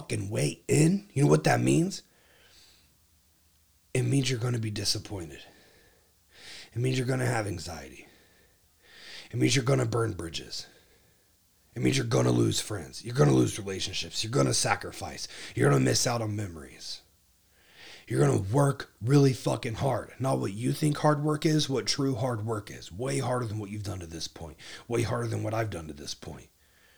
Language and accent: English; Ohio, United States; now in Texas, United States; my home state